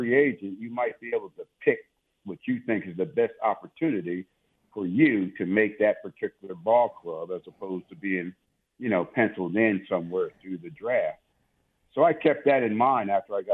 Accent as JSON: {"language": "English", "region": "New Jersey", "country": "United States", "also_born_or_lived": "Tulsa, Oklahoma", "moved": "as an adult", "said": "I'm from New Jersey."}